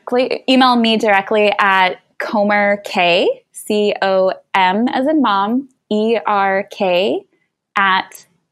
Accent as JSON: {"language": "English", "town": "Birmingham", "region": "Alabama", "country": "United States", "tie": "born or raised there", "also_born_or_lived": "Atlanta, Georgia", "moved": "as an adult", "lives_now": "Washington, D.C., United States", "said": "I was born and raised in Birmingham and did attend the University of Alabama."}